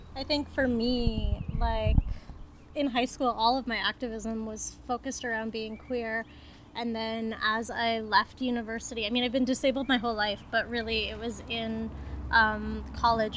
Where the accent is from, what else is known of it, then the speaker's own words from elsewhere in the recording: Toronto, Ontario, Canada; moved away; I'm originally from Toronto